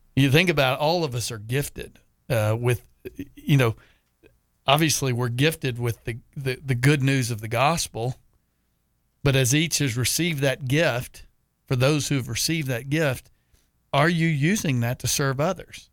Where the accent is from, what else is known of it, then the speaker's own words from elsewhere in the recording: Texas, United States; moved away as an adult; now in Jacksonville, United States; I certainly wasn't going to leave my home state of Texas